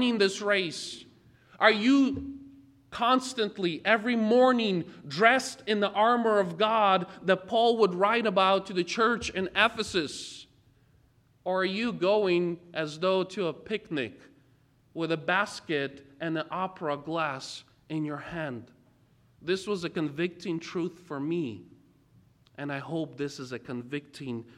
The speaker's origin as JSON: {"language": "English", "country": "Ukraine", "tie": "born or raised there", "moved": "yes", "said": "I was born and raised in Ukraine"}